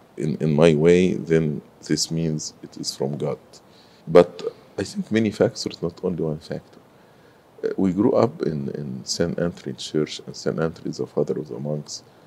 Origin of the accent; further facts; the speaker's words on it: Cairo, Cairo Governorate, Egypt; moved away as an adult; also born or lived in Sohag, Egypt; now in United States; I grew in Cairo, but I was not born in Cairo. I am originally from Upper Egypt, so I was born in uh, Sohag, but I I grew in Cairo